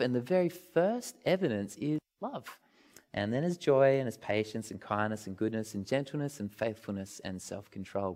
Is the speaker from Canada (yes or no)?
no; Australia